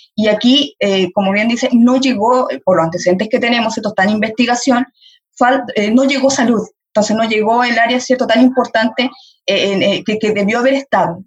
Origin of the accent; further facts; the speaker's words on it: Chile; como sociedad chilena